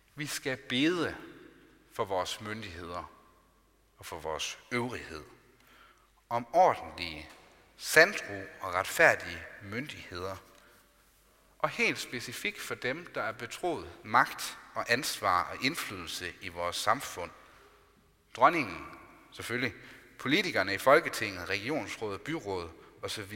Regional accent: Denmark; Vi er altså både borgere i Danmark og i Guds rige

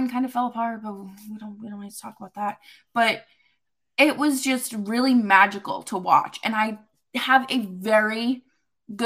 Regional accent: near Norwood, Massachusetts, United States; Norwood, Massachusetts, one very close to my hometown

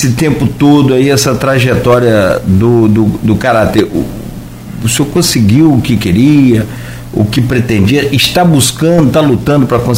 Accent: São Paulo, Brazil; now in Campos dos Goytacazes, Brazil; Nasci em São Paulo.

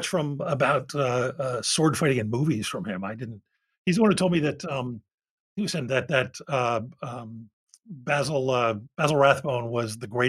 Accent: Philadelphia, Pennsylvania, United States; I'm from Philadelphia

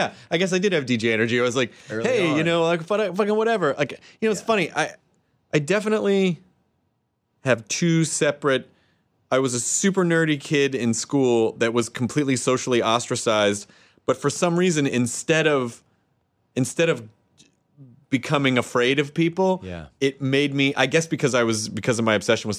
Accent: Santa Rosa, California, United States; I'm from Santa Rosa, California. I come in here all the time.

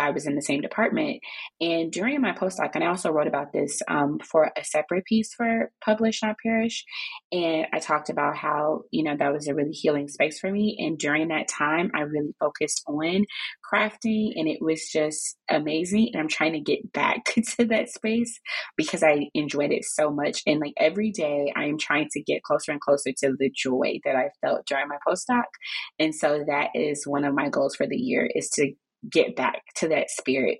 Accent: Chicago, Illinois, United States; now in Maryland, United States; I am originally from Chicago, and I live here in Maryland with my husband and my three kids.

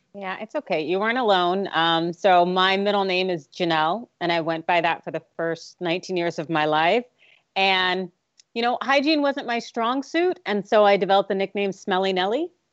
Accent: California, United States; this is my motherland

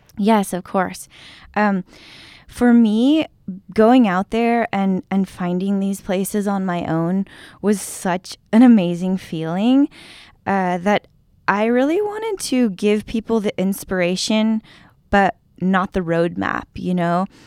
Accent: San Diego, California, United States; moved away as an adult; I grew up in San Diego

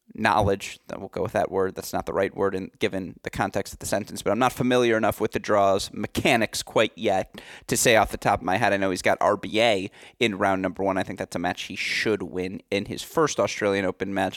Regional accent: Michigan, United States; my home state of Michigan

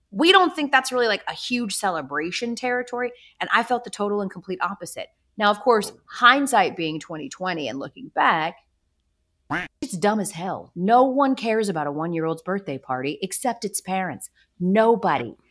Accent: Atlanta, Georgia, United States; I'm from Atlanta

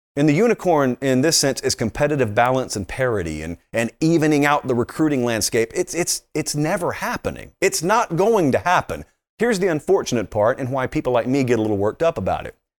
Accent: the South, United States; I grew up in the South

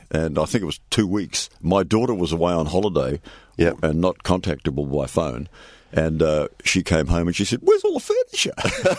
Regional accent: New Zealand; now in Perth, Australia; I'm a Kiwi. I was born in New Zealand.

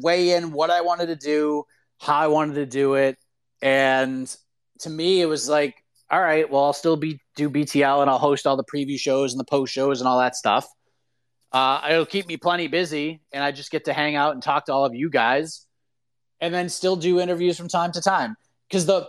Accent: Boston, Massachusetts, United States; I grew up in Boston

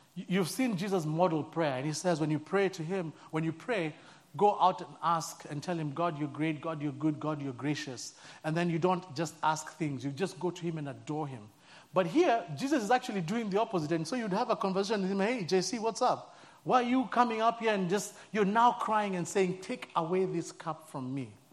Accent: Nairobi, Kenya; moved away as an adult; I'm from born and raised in Nairobi, Kenya

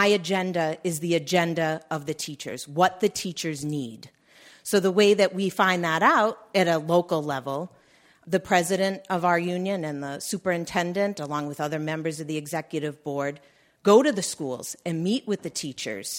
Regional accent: Massachusetts, United States; I'm from the Commonwealth of Massachusetts

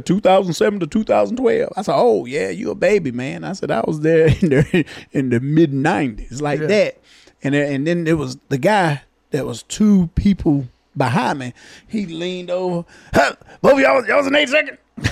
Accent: the South, United States; I'm from the South here.

